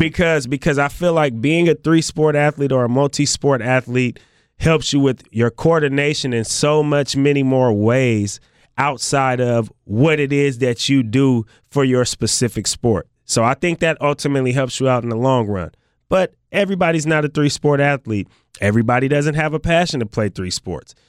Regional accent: Bay Area, California, United States; Although I was already from California, I was from the Bay Area

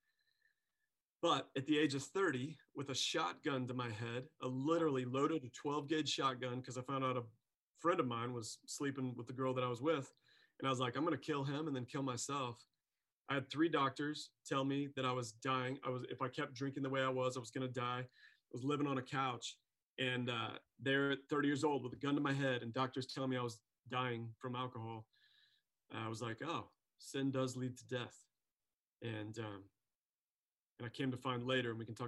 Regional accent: Springfield, Missouri, United States; I grew up in Springfield, as you know, and right around Sequoia Park, so Phelps Grove area.

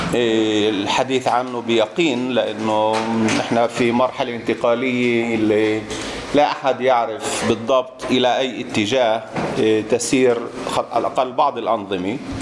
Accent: Palestine; احنا كفلسطينيين

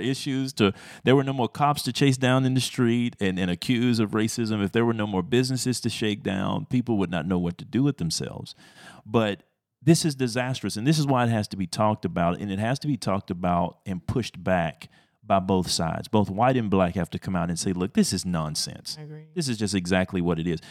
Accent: Texas, United States; I'm a Texan at heart though

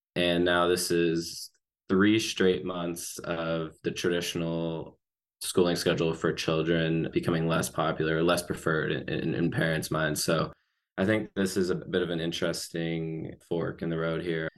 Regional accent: Arkansas, United States; my home state of Arkansas

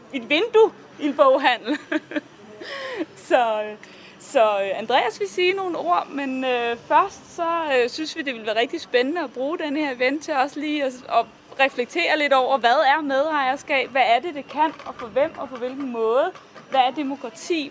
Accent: Viborg, Central Denmark Region, Denmark; jeg kommer fra Viborg

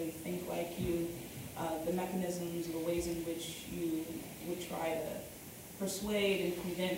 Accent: Hampton, Virginia, United States; I'm from Hampton, Virginia.

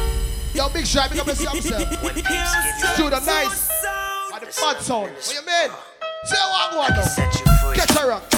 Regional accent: London, United Kingdom; we're from London

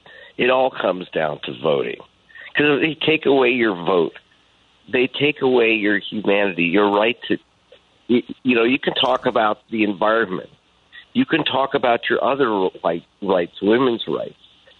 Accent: Los Angeles, California, United States; I grew up here in Los Angeles before food stamps

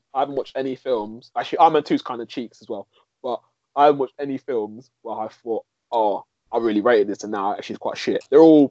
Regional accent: United Kingdom; I'm British.

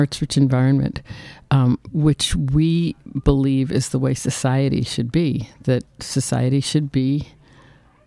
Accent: New York, United States; moved away; also born or lived in Boston; I'm from the States, New York State, and then from Boston

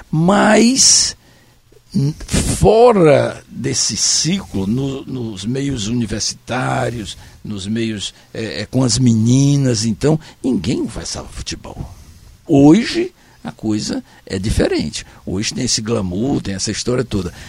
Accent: Fortaleza, Ceará, Brazil; also born or lived in Senador Pompeu; Eu, quando vim de Senador Pompeu, eu, que já era Fortaleza, tem uma fotografia minha aos 5 anos de idade, eu com a camisa do Fortalezinha Esporte Clube.

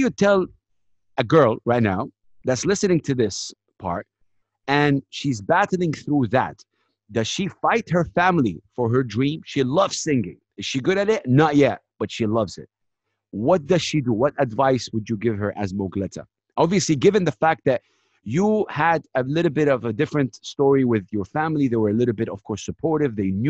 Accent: Saudi Arabia; I come from Saudi Arabia, one of the most conservative countries in the world.

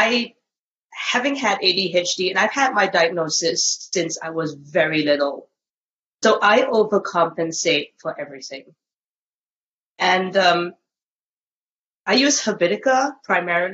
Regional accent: Singapore; now in Australia; I am a Singaporean lady who lives in Australia.

